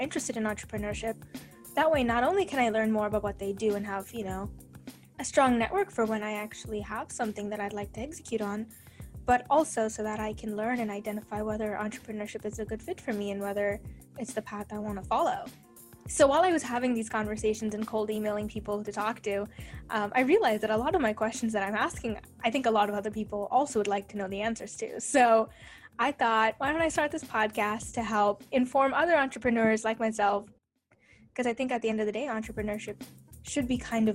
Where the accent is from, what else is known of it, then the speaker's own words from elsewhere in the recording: Silicon Valley, California, United States; I grew up in the Silicon Valley